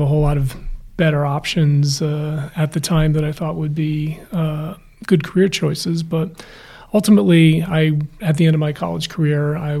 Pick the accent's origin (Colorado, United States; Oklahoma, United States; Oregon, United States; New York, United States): New York, United States; New Rochelle; moved away as an adult; also born or lived in Southern California; now in Los Angeles, United States; I grew up in New York, just outside Manhattan, Westchester County, a city called New Rochelle